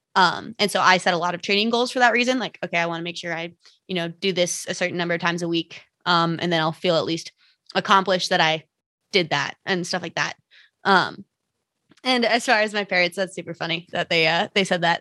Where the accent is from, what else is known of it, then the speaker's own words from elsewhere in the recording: Minnesota, United States; now in Salt Lake City, United States; I currently live in Salt Lake City uh, Utah. I'm from Minnesota though, uh, and that's where I started climbing.